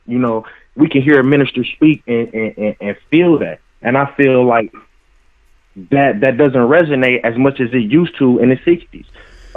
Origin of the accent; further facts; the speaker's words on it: Milwaukee, Wisconsin, United States; moved away as an adult; now in Minneapolis, United States; I'm originally from Milwaukee, Wisconsin. I just recently moved up here